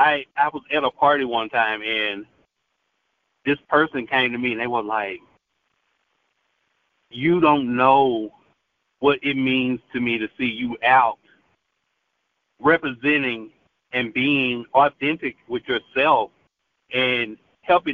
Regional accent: Tupelo, Mississippi, United States; now in Memphis, United States; I come from Tupelo, Mississippi

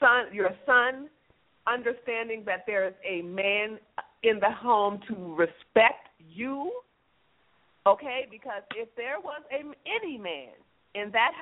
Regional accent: United States; us as American women

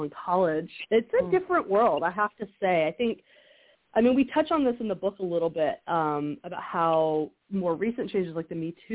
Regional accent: the South, United States; I grew up in the South, and so there's a lot of evangelical purity culture around

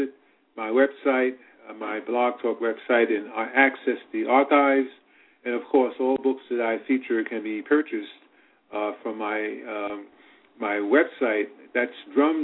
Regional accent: New York City, New York, United States; also born or lived in Petersburg, Virginia; I was born in Petersburg, Virginia, but I had my early childhood experience living in New York City

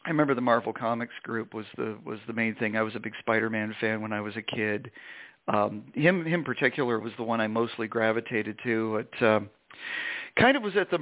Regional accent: Vermont, United States; our respective hometowns, mine in Vermont

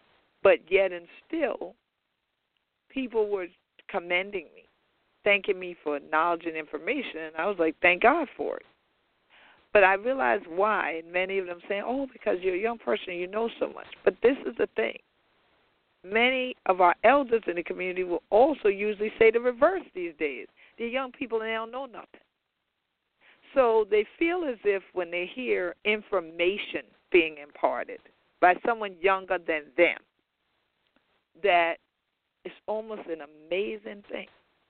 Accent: South Carolina, United States; even though we are all from South Carolina

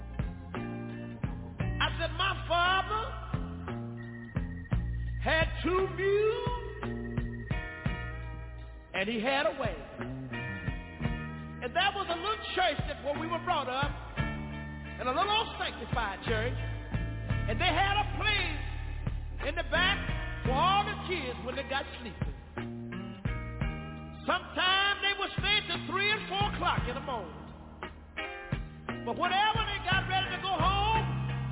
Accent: Tyler, Texas, United States; also born or lived in Galilee, Texas; I was born in a little community about 13 miles from Tyler. In a little community that was called Galilee.

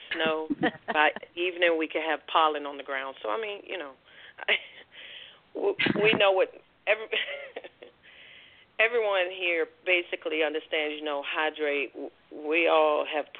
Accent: Washington, District of Columbia, United States; now in North Carolina, United States; I'm originally from Washington, D.C.

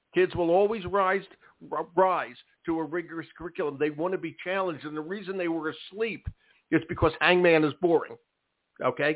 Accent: Philadelphia, Pennsylvania, United States; I went to school in Philadelphia, and I went to Overbrook High School

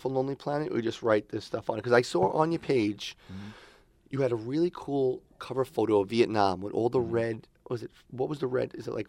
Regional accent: New York, United States; No, we're all from New York.

